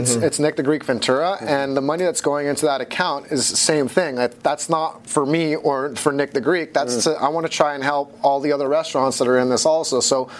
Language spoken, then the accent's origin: English; Hong Kong; born there; I'm half Dutch, half Filipino, and I was born in Hong Kong, and I grew up between all the different continents because my family's in the fashion business.